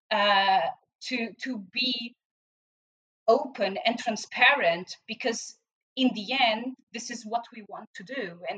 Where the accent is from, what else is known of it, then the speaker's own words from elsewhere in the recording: Portugal; moved away; in my home country in Portugal